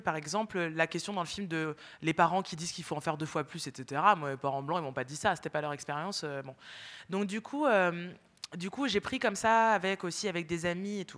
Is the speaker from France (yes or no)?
yes; France; born or raised there